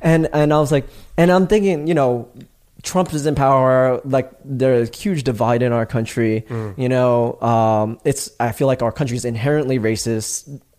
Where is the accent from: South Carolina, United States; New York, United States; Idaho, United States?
New York, United States; moved away as an adult; also born or lived in Los Angeles / Greece; I'm from New York, born and raised, right? I had moved out